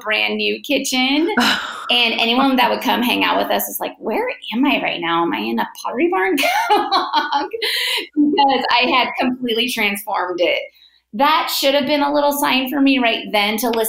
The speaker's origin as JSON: {"language": "English", "area": "Bay Area", "region": "Northern California", "country": "United States", "tie": "born or raised there", "said": "I am born and raised in the Bay Area, Northern California."}